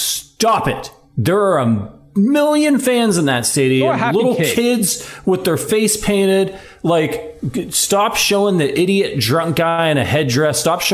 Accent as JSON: {"language": "English", "region": "Ohio", "country": "United States", "said": "I'm not from Kansas City. I'm from Ohio"}